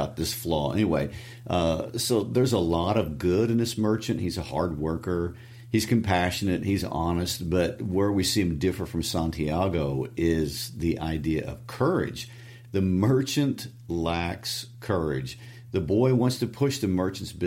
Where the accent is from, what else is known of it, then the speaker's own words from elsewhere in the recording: Midwest, United States; accent: Midwestern twang; my Midwestern twang